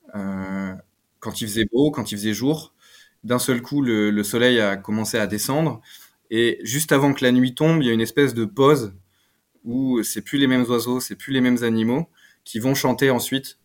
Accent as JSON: {"language": "French", "area": "Picardy", "region": "Hauts-de-France", "country": "France", "said": "Je viens de Picardie."}